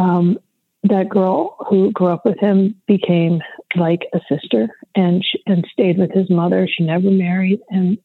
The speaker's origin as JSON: {"language": "English", "town": "Detroit", "region": "Michigan", "country": "United States", "tie": "born or raised there", "moved": "yes", "said": "I grew up in Detroit, which was this real economic powerhouse for African Americans"}